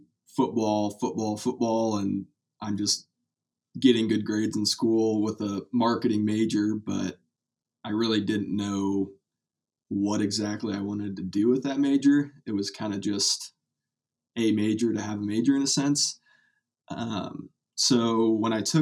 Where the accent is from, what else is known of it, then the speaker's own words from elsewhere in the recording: Kearney, Nebraska, United States; I'm from Kearney, Nebraska. Went to Kearney High